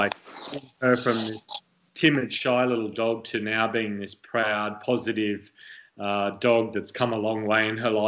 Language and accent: English; Australia; also born or lived in United Kingdom; now in United States; me as a kid growing up in Australia